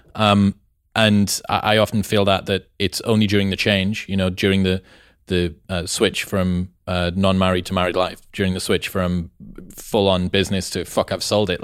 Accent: England, United Kingdom; I'm from England

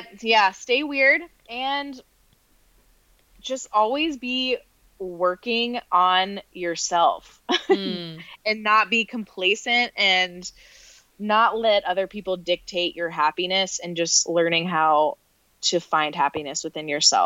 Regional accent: North Carolina, United States; moved away; also born or lived in New York City / Rochester, New York; I grew up in the South in North Carolina

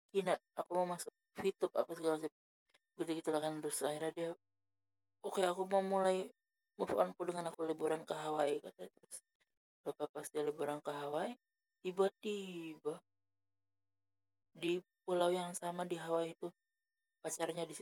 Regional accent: Medan, North Sumatra, Indonesia; nggak percaya nanti orang aku orang Medan orang Medan nggak bisa bahasa Inggris

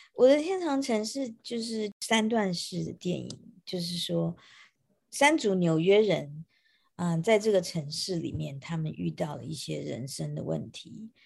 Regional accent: Taiwan; moved away as an adult; now in New York, United States; 我是来自于台湾，呃，我现在是一个电影的编剧跟导演，然后同时我也在大学里面，纽约上周的一个学校叫 Ithaca College 教授电影制作的课程

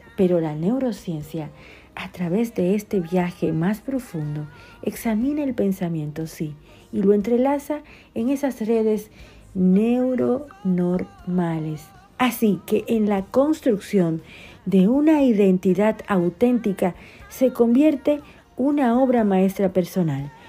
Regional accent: Dominican Republic; now in Argentina; una dominicana en Argentina y la dominicana más argentina de la bolita del mundo

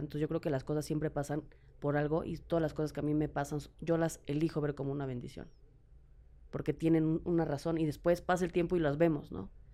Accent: Mexico; En México

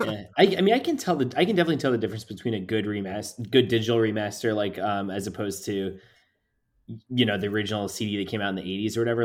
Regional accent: New Port Richey, Florida, United States; I grew up in Newport Richey, Florida

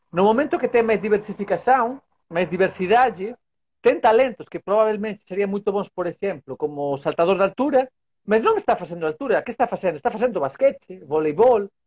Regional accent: Vigo, Galicia, Spain; Portuguese is a second language; Vigo. Não sei se escutaram falar Vigo.

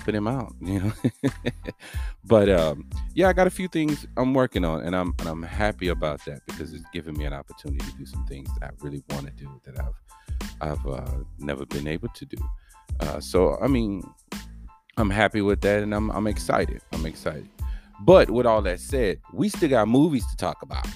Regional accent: Texas, United States; accent: country lingo; I'm from Texas, so that's that country lingo that's all up inside of me.

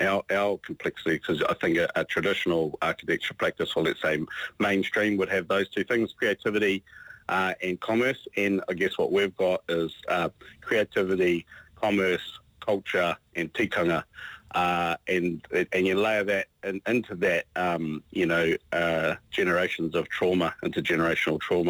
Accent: New Zealand

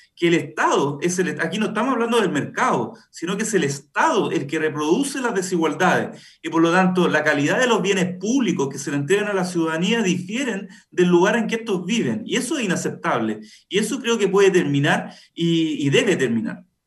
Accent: Buin, Santiago Metropolitan Region, Chile; yo, yo soy nacido y criado en Buin, una de las 14 comunas de este distrito. Eh, sigo viviendo acá en Buin

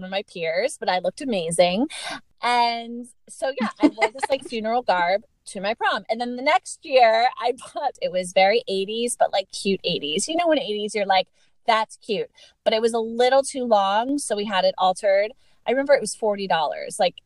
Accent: Lancaster, Pennsylvania, United States; moved away; It's Lancaster, Pennsylvania

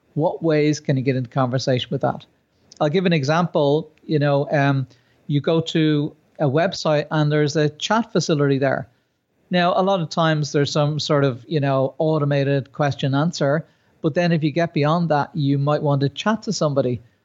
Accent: Ireland; myself being Irish

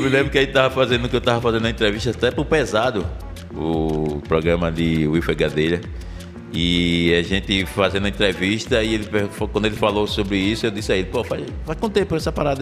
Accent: Recife, Pernambuco, Brazil; A gente é nascido e criado no Alto do Pinho

